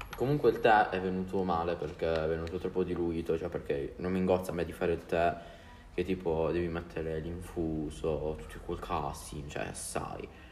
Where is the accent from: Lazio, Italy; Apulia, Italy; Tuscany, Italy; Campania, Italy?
Apulia, Italy; accent: Apulian dialect; nel mio dialetto, io sono pugliese